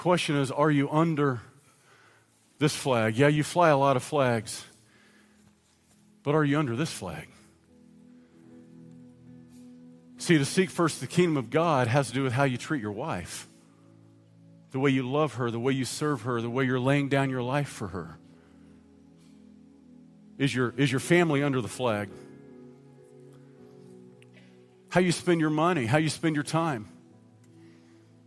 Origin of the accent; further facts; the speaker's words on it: United States; while I am an American citizen